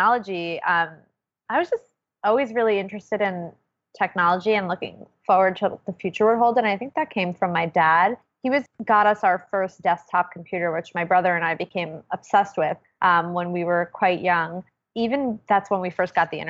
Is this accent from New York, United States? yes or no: yes; New York, United States; also born or lived in Manhattan / Brooklyn / the Bronx; I'm from New York originally. I've actually, fun fact, never lived outside of New York